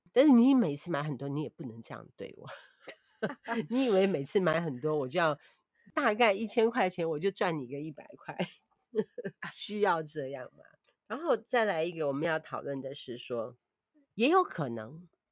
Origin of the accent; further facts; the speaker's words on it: Taiwan; 我们台湾人